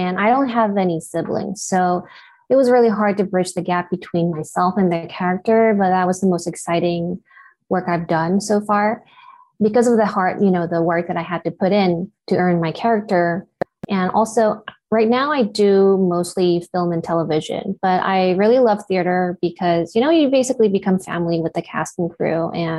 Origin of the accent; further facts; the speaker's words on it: Japan; first language Japanese; English is a second language; moved away; My first language is Japanese, but I always feel like I had to, you know, catch up with my English.